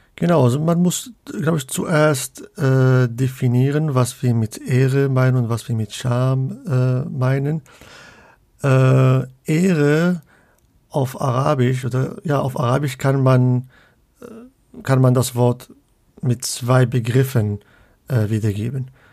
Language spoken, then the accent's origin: German; Casablanca, Casablanca-Settat, Morocco; also born or lived in Leipzig / Münster; now in Hamburg, Germany; ich komme ursprünglich aus Casablanca